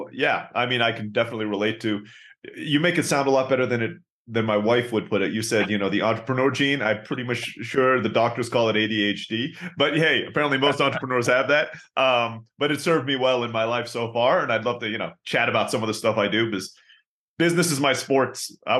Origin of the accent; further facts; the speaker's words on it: Turkey; also born or lived in Philippines; So a little bit about my background is I was born in the Philippines, grew up in Turkey.